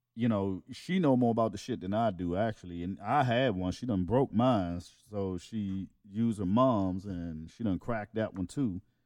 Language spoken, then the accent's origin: English; East Coast, United States; I'm from the East Coast